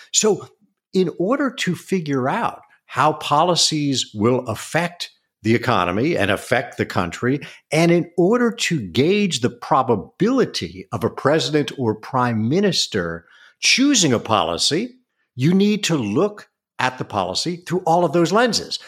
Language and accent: English; East Coast, United States; moved away as an adult; now in California, United States; I grew up on the East Coast, and then all of my nuclear family decided to move to the West Coast, so we followed